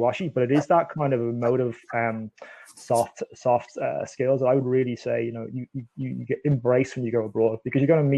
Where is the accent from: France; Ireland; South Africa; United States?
Ireland; Dublin, Leinster; moved away as an adult; also born or lived in Northern Ireland; now in Canada; I was born in Northern Ireland, but I grew up in Dublin